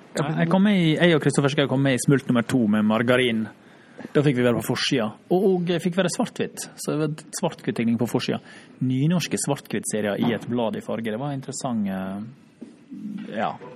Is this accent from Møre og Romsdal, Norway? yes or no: yes; Runde, Møre og Romsdal, Norway; also born or lived in Oslo; now in Finland; Jeg er fra Ronde